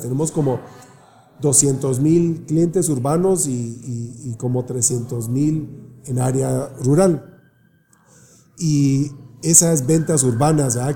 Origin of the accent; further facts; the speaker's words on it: Guatemala; moved away; also born or lived in California; pues yo nací en Guatemala también